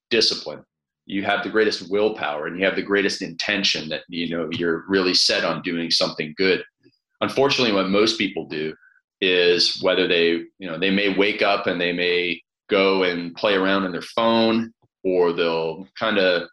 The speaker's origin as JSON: {"language": "English", "country": "Canada", "tie": "born or raised there", "said": "I grew up in Canada in this small town on a farm where everybody played ice hockey."}